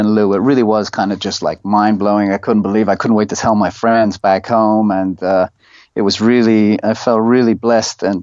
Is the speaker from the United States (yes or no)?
no; Ireland; moved away as an adult; now in Thailand; We studied Irish in all throughout school